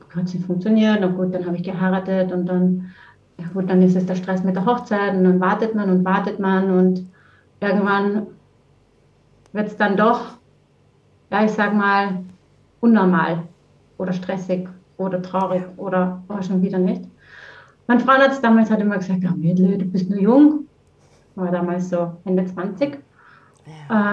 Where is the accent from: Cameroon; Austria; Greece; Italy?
Austria; Vienna; moved away as an adult; now in Heimenkirch, Germany; Ich komme ursprünglich aus Wien, äh, bin in Wien geboren und aufgewachsen und bin dann über die Liebe nach Deutschland gekommen vor über 20 Jahren